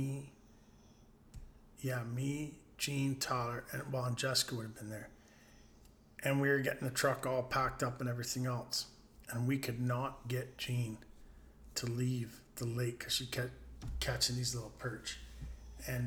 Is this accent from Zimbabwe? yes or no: no; Bayfield, Ontario, Canada; When I was growing up in Bayfield, I'd fish all day